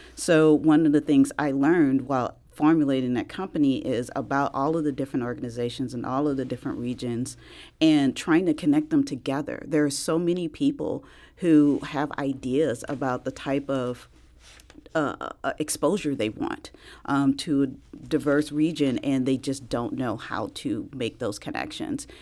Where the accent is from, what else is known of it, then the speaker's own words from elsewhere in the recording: East St. Louis, Illinois, United States; I'm actually originally from East Saint Louis, so right across the river